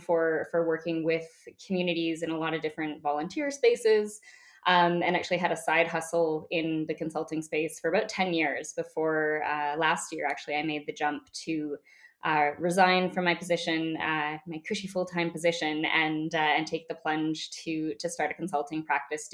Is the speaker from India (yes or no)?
no; Calgary, Alberta, Canada; I was born and raised here in Treaty 7 territory in Calgary